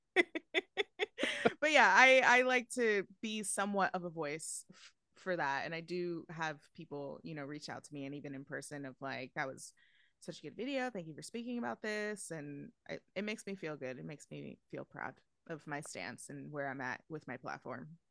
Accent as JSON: {"language": "English", "region": "New York", "country": "United States", "tie": "born or raised there", "said": "I, I'm born and raised in New York"}